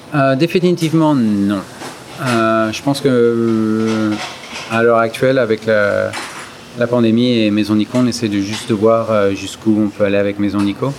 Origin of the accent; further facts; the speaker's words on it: France; moved away as an adult; now in United States; c'est là d'où je viens